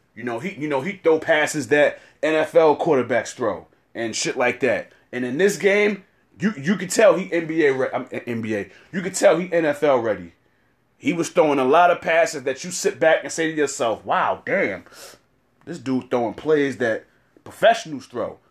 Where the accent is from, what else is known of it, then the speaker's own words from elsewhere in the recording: New York City, New York, United States; I'm from East New York, Brooklyn